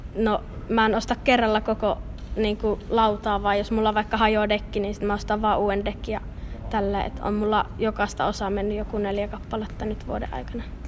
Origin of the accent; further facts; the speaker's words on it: Kuopio, North Savo, Finland; mä oon Kuopiosta